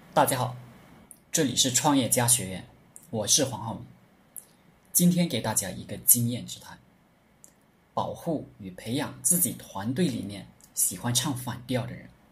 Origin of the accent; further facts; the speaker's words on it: China; 我们中国人总是好面子，而且非常含蓄